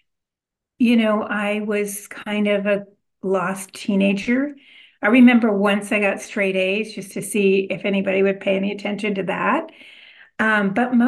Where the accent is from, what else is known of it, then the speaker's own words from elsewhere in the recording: California, United States; also born or lived in Illinois; when I was 4 years old, we moved to California. So I grew up in California